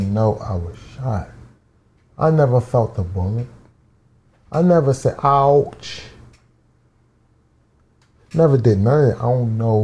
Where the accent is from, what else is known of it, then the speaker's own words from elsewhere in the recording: Philadelphia, Pennsylvania, United States; I'm from Southwest